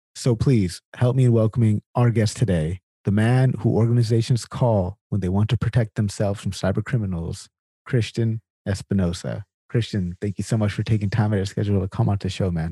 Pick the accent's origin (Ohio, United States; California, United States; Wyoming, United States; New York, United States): California, United States; Sacramento; I'm from California originally as well, from Sacramento